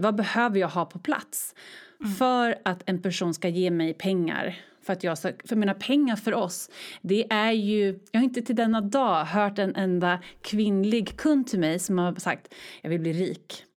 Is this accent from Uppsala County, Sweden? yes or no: no; Örebro, Örebro County, Sweden; moved away as an adult; also born or lived in Stockholm; now in Örebro, Sweden; flyttade till min hemstad Örebro